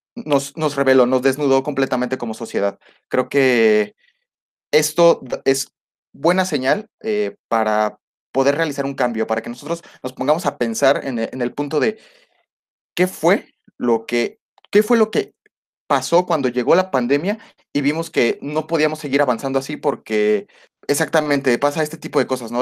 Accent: Mexico; nosotros como mexicanos

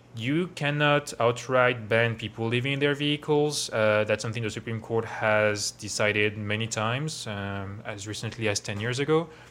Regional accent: Versailles, Île-de-France, France; moved away as an adult; now in Bay Area, United States; I grew up around Paris, um, in Versailles

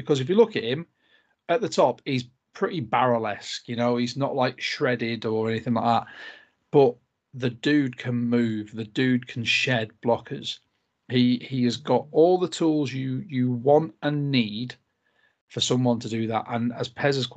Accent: United Kingdom; British podcasters

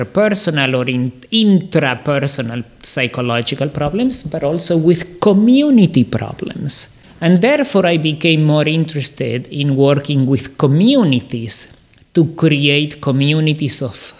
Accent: Córdoba, Argentina; also born or lived in Canada; now in Miami, United States; So I grew up in Argentina. I was born in Córdoba, Argentina

